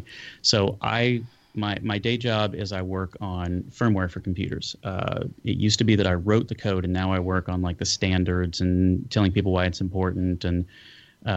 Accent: Goldsboro, North Carolina, United States; also born or lived in Danville, Virginia / Durham, North Carolina; I was born in Danville, Virginia, grew up in Goldsboro, North Carolina, went to high school in Durham, North Carolina

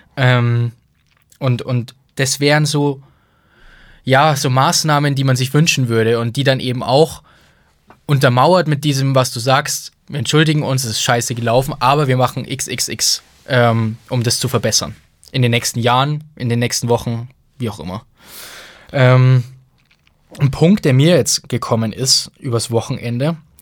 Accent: Bonn, North Rhine-Westphalia, Germany; ich bin in Bonn geboren, ne? das war damals noch Hauptstadt

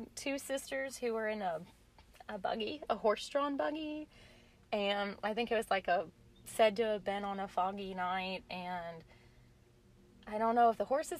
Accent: Cape Girardeau, Missouri, United States; I grew up in Cape Girardeau, Missouri. I don't know if you guys are familiar with that, but it's a little bit like an hour and a half south of St. Louis.

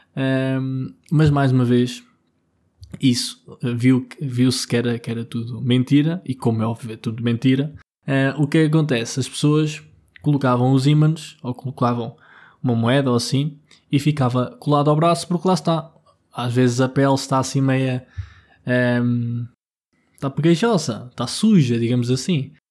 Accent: Vila Nova de Tazem, Centro, Portugal; moved away; also born or lived in Lisbon; porque eu agora estou em Gouveia, estou na minha terra. Uh, em Gouveia, mais, mais especificamente em Vila Nova de Tazem

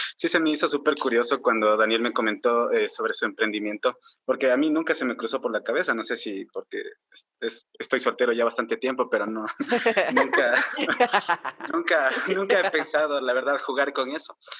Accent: Quito, Pichincha, Ecuador; soy bien quiteño

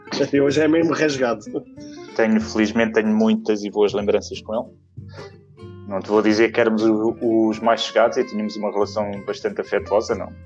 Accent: Serra das Minas, Lisbon, Portugal; Diga a toda a gente que sou da Serra das Minas, que foi onde, onde criei as minhas memórias, onde fui criado.

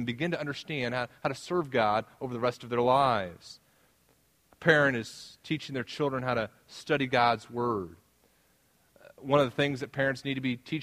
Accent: the South, United States; moved away as an adult; now in Midwest, United States; I'm from the South

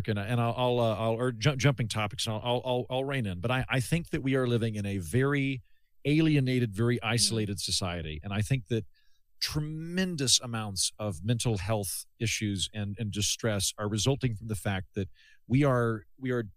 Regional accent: Edmond, Oklahoma, United States; I'm from Edmond, Oklahoma

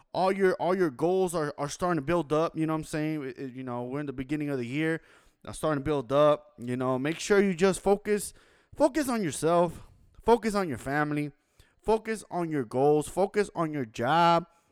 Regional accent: Los Angeles, California, United States; I was born and raised in Los Angeles, California downtown LA to be exact, 213 Koreatown

